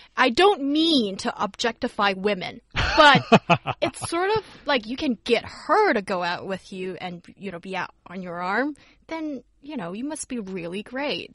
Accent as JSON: {"language": "English", "region": "Beijing", "country": "China", "tie": "born or raised there", "said": "as a northerner and growing growing up in Beijing"}